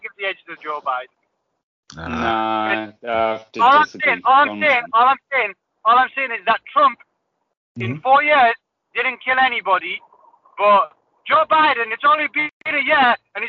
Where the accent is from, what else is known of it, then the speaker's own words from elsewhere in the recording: Middlesbrough, North East England, United Kingdom; I was born in Middlesbrough